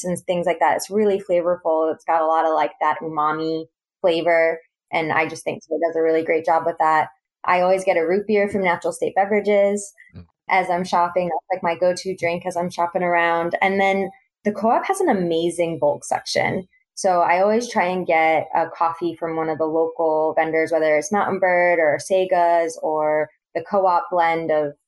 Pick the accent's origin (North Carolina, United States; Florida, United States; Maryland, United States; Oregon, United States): Florida, United States; Central; moved away as an adult; also born or lived in Boston; now in Northwest Arkansas, United States; I'm originally from Central Florida, and so I have grown up with, you know, Southern foods